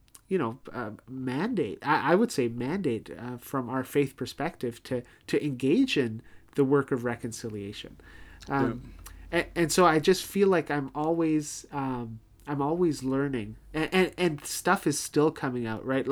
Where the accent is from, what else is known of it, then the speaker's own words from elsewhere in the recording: Toronto, Ontario, Canada; now in Winnipeg, Canada; growing up in Toronto